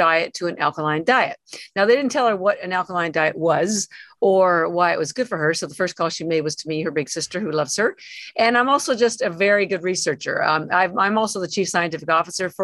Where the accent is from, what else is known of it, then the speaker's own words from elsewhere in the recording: Toronto, Ontario, Canada; moved away as an adult; now in Boston, United States; I'm actually Canadian. Born in Toronto, lived around Toronto most of my life.